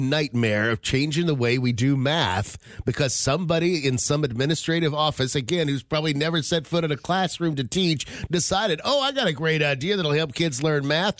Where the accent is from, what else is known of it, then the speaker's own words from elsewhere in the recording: West Virginia, United States; when I was growing up in West Virginia